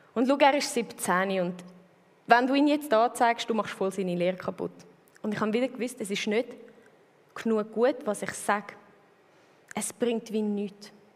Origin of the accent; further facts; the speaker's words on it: Switzerland; also born or lived in Zurich; wo ich 13 geworden bin, sind mir zügelt vom Land, äh, wo ich aufgewachsen bin, in die Stadt, mit in die Stadt Zürich rein